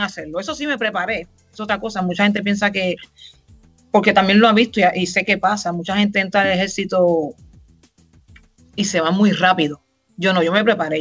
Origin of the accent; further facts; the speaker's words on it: Río Grande, Puerto Rico; moved away as an adult; Puertorriqueña, nacida y criada en Puerto Rico, Duro